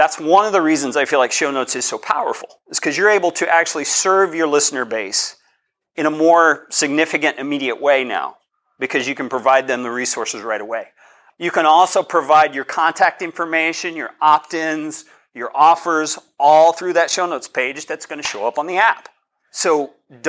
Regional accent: Colorado, United States; I'm from Colorado. This is partly my neighborhood

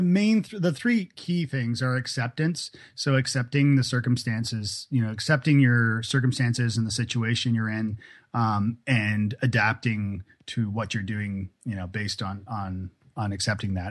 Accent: Toronto, Ontario, Canada; moved away as an adult; also born or lived in Ireland / Scotland / Prague; now in Nashville, United States; Toronto where I'm from

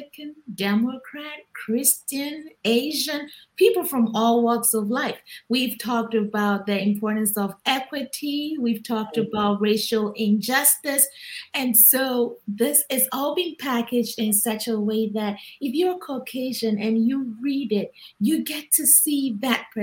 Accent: Ghana; moved away; growing up in Ghana

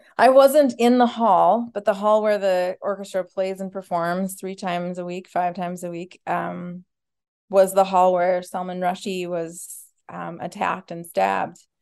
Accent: Minneapolis, Minnesota, United States; I grew up in Minneapolis, Minnesota

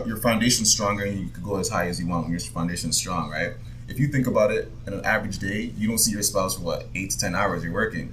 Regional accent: Jamaica; now in Canada; I was born in Jamaica

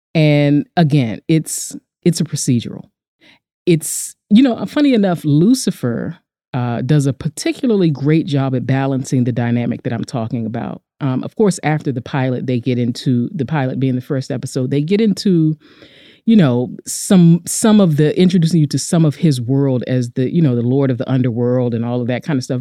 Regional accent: United States; We're both American women, we're both Black

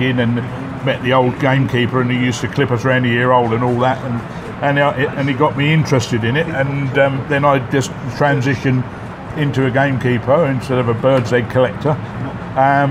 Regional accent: Canterbury, South East England, United Kingdom; moved away as an adult; also born or lived in Shropshire; now in Pattaya, Thailand; I'm from Canterbury in Kent.

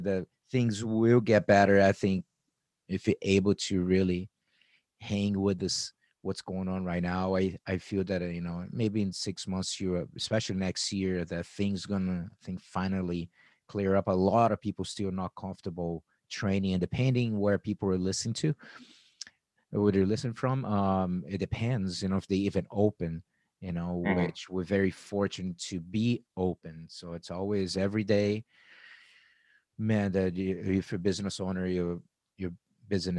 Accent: Arizona, United States; I am also from Arizona

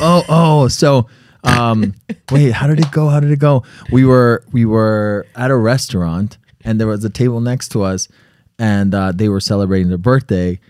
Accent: Connecticut, United States; I was born in Connecticut

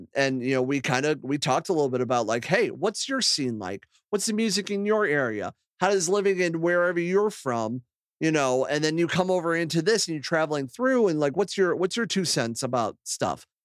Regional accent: Akron, Ohio, United States; moved away as an adult; now in Toledo, United States; I moved from my hometown of Akron to, uh, Toledo, Ohio

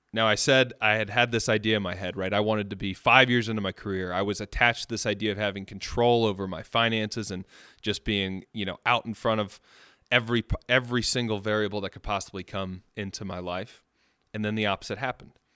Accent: Birmingham, Alabama, United States; also born or lived in Long Island, New York; I was born in Long Island, New York. I moved down to Birmingham when I was about four or five years old.

